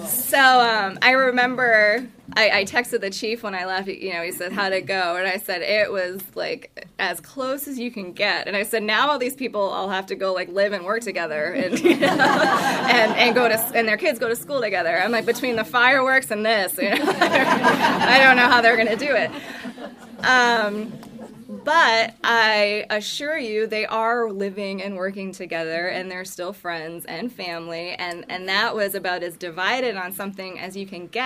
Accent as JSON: {"language": "English", "town": "Indian Island", "region": "Maine", "country": "United States", "tie": "born or raised there", "said": "growing up on Indian Island, we just didn't celebrate Columbus Day"}